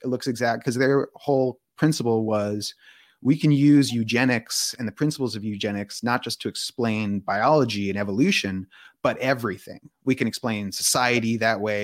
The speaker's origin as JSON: {"language": "English", "town": "Palo Alto", "region": "California", "country": "United States", "tie": "born or raised there", "said": "my childhood growing up in Palo Alto"}